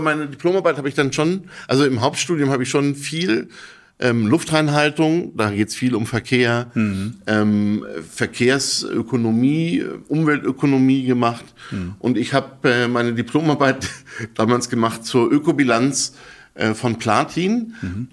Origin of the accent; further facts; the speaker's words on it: Berlin, Germany; ich bin äh, geborener Berliner